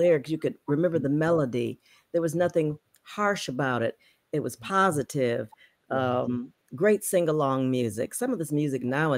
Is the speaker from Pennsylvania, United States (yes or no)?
no; Detroit, Michigan, United States; moved away as an adult; also born or lived in Los Angeles; I'm from Detroit too